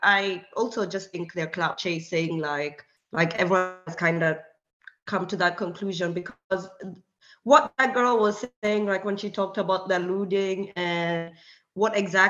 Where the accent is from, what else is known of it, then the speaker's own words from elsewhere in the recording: Kenya; English is a second language; now in Hungary; because I'm from Kenya, but I live in Europe and I live in Hungary